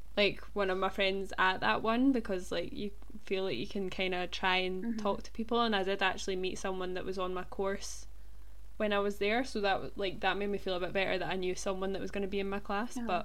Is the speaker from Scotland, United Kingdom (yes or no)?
yes; Stirling, Scotland, United Kingdom; we're from Stirling, kind